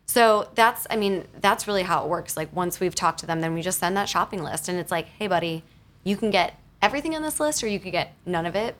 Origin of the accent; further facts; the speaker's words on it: Wisconsin, United States; now in New York City, United States; I am from Wisconsin originally